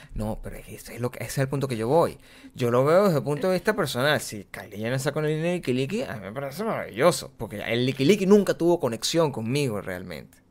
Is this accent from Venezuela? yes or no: yes; Venezuela; moved away; si nosotros venimos de Venezuela